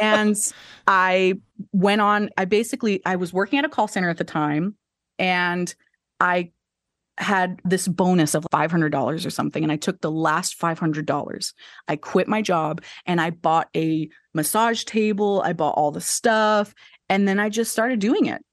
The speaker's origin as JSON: {"language": "English", "town": "Enid", "region": "Oklahoma", "country": "United States", "tie": "born or raised there", "moved": "yes", "lives_now": "Oklahoma City, United States", "said": "originally I'm from a little small town called Enid, Oklahoma"}